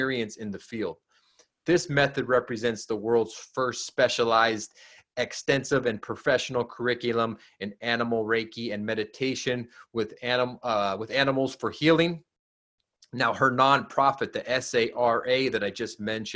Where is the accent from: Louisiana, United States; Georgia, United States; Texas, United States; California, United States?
California, United States; Southern; also born or lived in Humboldt County, California; I grew up in Southern California